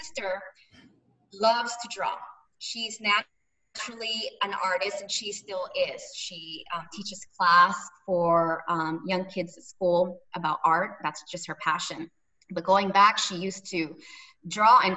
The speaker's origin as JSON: {"language": "English", "town": "Cebu City", "region": "Central Visayas", "country": "Philippines", "tie": "born or raised there", "also_born_or_lived": "Manila", "said": "As a little girl in the Philippines, as you mentioned, I'm originally from Cebu, but I grew up between the region of Cebu and Manila."}